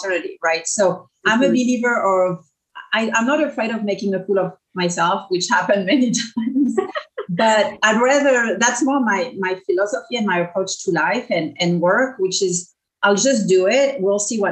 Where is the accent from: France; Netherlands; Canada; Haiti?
France; English is a second language; moved away as an adult; now in Orange County, United States; So I grew up in France, so I'm a transplant. I landed in Orange County about 20 years ago, as you can probably tell from my accent